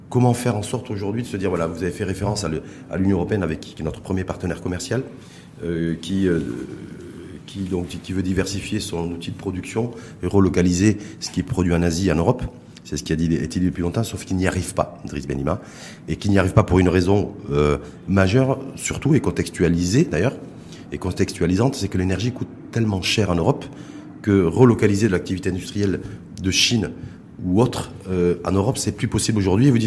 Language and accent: French; Morocco; chez nous au Maroc.